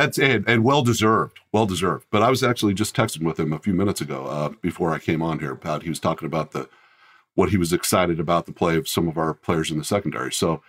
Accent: Colorado, United States; And when I was young, we moved to Colorado. So I grew up in Colorado, but that's where my parents both were from, that area.

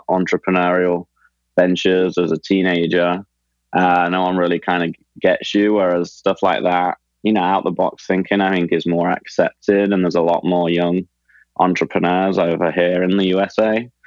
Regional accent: Leicester, East Midlands, United Kingdom; when I say oh, I'm from England, they go, oh, wow, London, London's great. It'd be cool to live there. But that's like saying, oh, I'm from America. I live in New York, right? It's not always the same in different parts of England. So Leicester was a, a smaller city

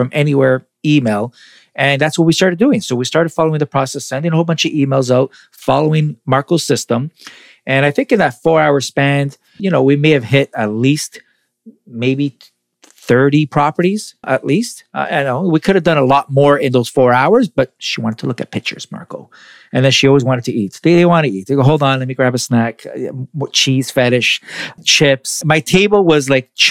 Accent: Toronto, Ontario, Canada; I'm from Toronto

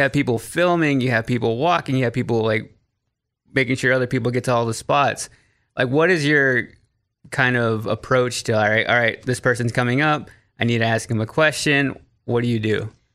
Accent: Waxahachie, Texas, United States; moved away as an adult; now in Nashville, United States; I grew up in Waxahachie, which is thirty minutes south of Dallas

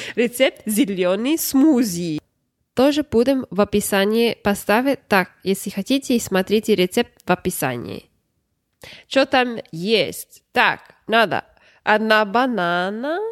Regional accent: Florida, United States; Russian is a second language; also born or lived in New York; я сама из Флориды

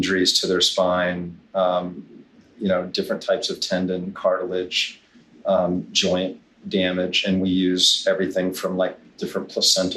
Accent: Hawaii, United States; also born or lived in Kailua, Hawaii; now in Siesta Key, Florida, United States; I'm originally from Hawaii. I grew up

